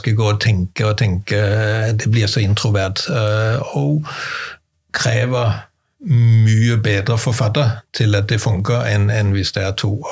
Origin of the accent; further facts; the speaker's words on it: Denmark; now in Norway; jeg er dansker og har flyttet til Norge